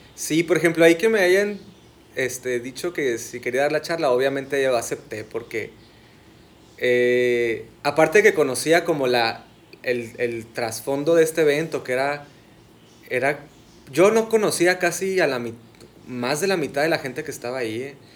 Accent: Sonora, Mexico; soy arquitecto sonorense, Aquí estudié en, Hermosillo

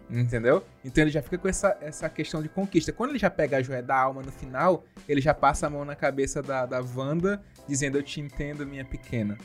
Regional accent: Lençóis Maranhenses, Maranhão, Brazil; os lençóis maranhenses, minha terra natal

